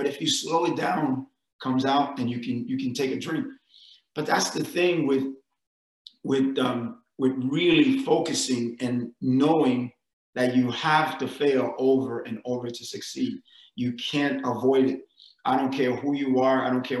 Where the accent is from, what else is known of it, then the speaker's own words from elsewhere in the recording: New York, United States; I mean, if you go and growing up in New York, we have fire hydrants.